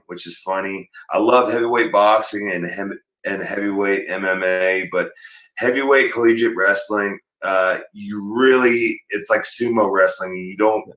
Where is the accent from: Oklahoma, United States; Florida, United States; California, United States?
Oklahoma, United States; Perry; also born or lived in North Dakota; when I was 4 years old, my family moved to Perry, Oklahoma